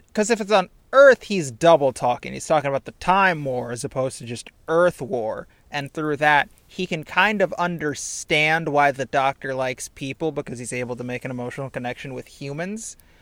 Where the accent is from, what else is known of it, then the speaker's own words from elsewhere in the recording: Indiana, United States; I'm from Indiana